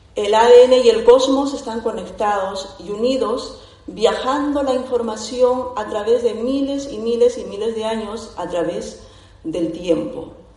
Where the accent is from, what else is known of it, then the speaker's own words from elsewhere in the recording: Peru; Soy de Perú